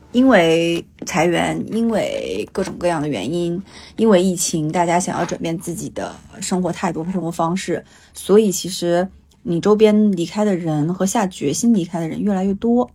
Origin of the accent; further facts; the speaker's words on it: Changchun, Jilin, China; moved away as an adult; now in Hangzhou, China; 长春是我的家，因为我爸妈在哪里，是我从小生长起来的地方